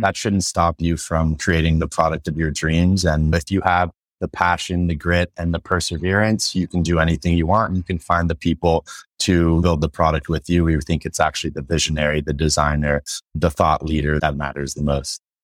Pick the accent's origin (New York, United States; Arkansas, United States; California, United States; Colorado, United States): California, United States; San Francisco; I grew up in San Francisco.